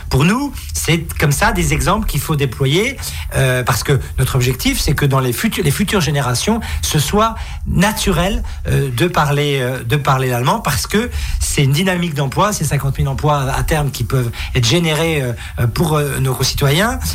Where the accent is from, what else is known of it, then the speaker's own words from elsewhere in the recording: Bruche Valley, Grand Est, France; je viens de la vallée de la Bruche